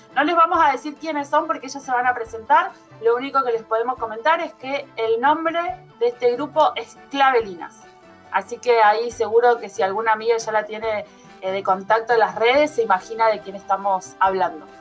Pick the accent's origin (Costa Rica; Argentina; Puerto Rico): Argentina; como los argentinos